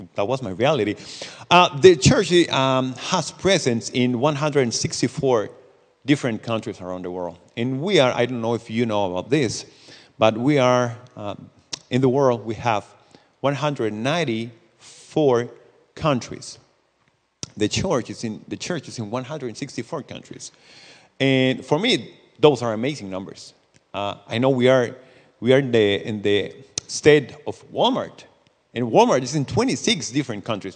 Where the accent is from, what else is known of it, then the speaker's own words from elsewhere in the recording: Costa Rica; English is a second language; I'm from Costa Rica